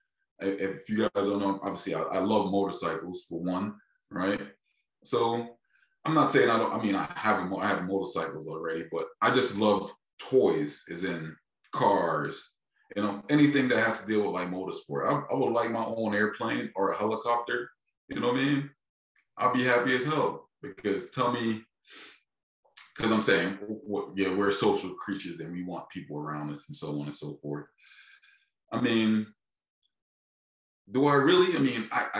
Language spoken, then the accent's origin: English; Philadelphia, Pennsylvania, United States; I'm from Philadelphia, just like your state, man. I'm from a major city.